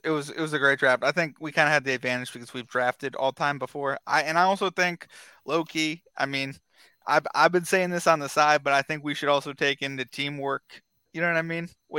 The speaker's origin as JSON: {"language": "English", "region": "New Jersey", "country": "United States", "said": "I'm from Jersey"}